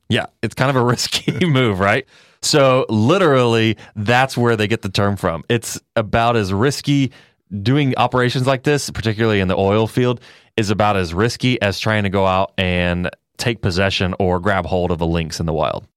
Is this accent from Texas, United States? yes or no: yes; Texas, United States; I'm from Texas